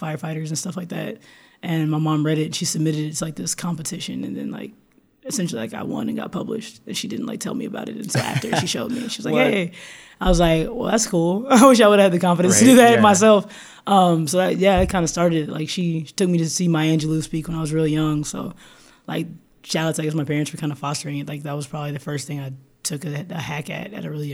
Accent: Austin, Texas, United States; growing up in Austin

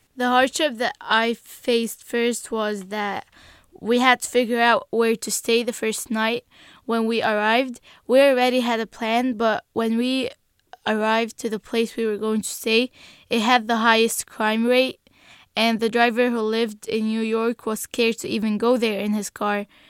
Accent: Egypt; English is a second language; now in United States; I'm from Egypt.

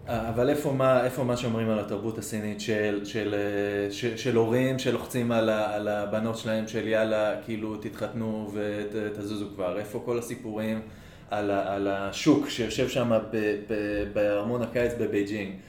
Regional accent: Israel; אני ישראלי

